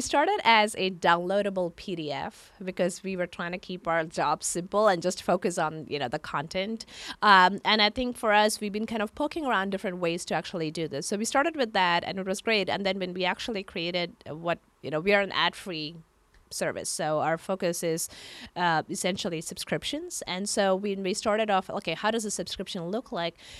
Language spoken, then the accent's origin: English; India; moved away as an adult; now in San Francisco, United States; I come from India. I grew up in India